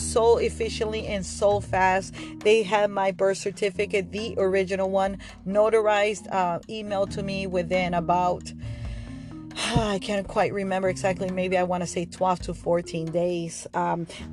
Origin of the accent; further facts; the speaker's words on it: Argentina; now in United States; I'm from Argentina